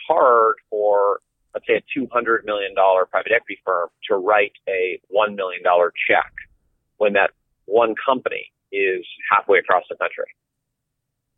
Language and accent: English; Vermont, United States; my home state of Vermont